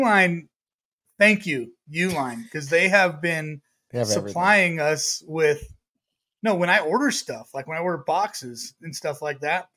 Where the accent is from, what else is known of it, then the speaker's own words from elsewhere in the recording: United States; I'm from America